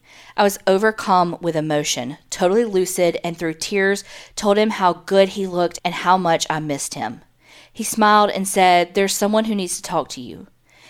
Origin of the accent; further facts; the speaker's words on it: Memphis, Tennessee, United States; I grew up in Memphis, so for birthday parties, I'd make my friends go on tours in some of the historic places there as well.